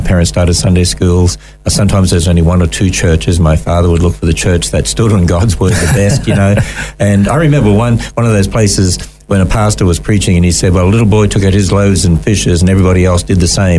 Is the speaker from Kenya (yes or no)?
no; Cairns, Queensland, Australia; born there; Actually, I was born in Cairns